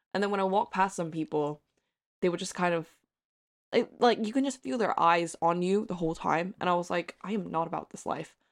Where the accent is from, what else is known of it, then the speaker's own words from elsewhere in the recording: Hong Kong; accent: American; moved away; nationality-wise, I am from Hong Kong, and I'm a Hong Konger